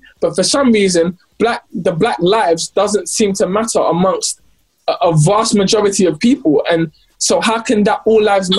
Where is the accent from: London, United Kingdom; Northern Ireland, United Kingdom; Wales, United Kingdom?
London, United Kingdom; I'm super grateful to everyone who was supporting, especially because I'm from London as well.